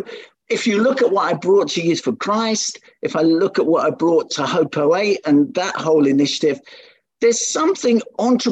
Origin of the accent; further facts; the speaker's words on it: London, United Kingdom; I was born in the East End of London in Hackney